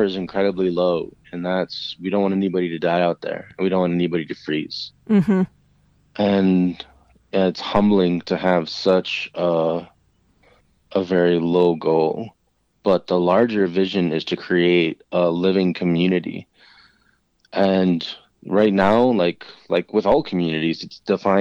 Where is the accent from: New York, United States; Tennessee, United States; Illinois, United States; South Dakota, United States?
South Dakota, United States; Porcupine; I'm Oglala Lakota from Porcupine, South Dakota